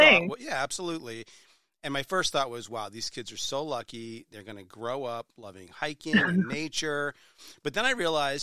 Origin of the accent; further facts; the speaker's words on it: New Hampshire, United States; I was born and bred in New Hampshire. It's a great state. I still live there